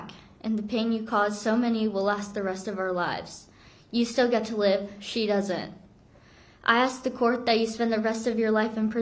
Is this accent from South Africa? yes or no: no; South Korea; moved away; I'm from Korea